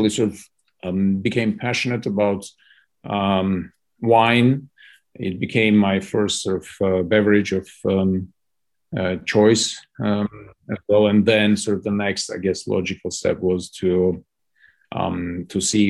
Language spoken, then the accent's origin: English; Armenia; moved away as an adult; also born or lived in United States / London; I'm born and bred in Armenia. Sort of grew up in Soviet Armenia